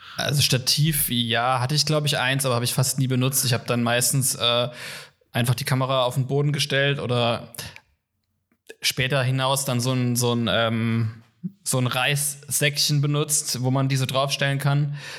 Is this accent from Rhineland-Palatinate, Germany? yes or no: yes; Kaiserslautern, Rhineland-Palatinate, Germany; moved away as an adult; now in Cologne, Germany; an der Uni in meiner Heimatstadt, in Kaiserslautern, wo ich herkomme